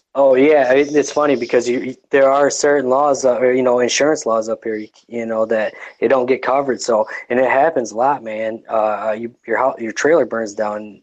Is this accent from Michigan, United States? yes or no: yes; Detroit, Michigan, United States; I, am pretty far removed from Detroit